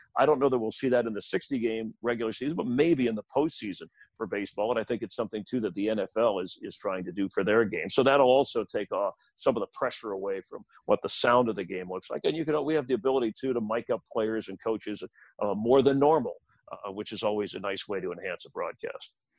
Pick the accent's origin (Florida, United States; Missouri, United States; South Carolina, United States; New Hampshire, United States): Florida, United States; South; I grew up in South Florida before the Marlins were there